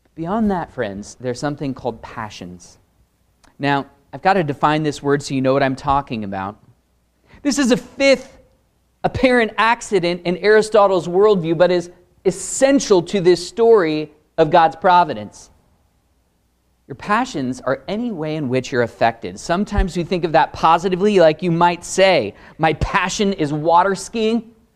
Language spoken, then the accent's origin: English; Pacific Northwest, United States; Born and raised in the Pacific Northwest. That's me